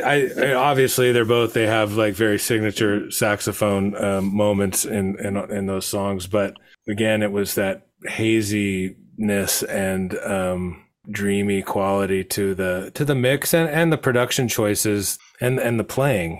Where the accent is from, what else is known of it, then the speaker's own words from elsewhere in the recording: Monterey, California, United States; I was growing up in Monterey